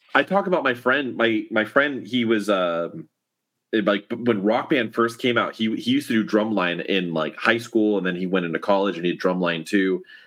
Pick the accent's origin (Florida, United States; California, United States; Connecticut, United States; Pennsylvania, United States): Florida, United States; Miami; moved away; I was originally from Miami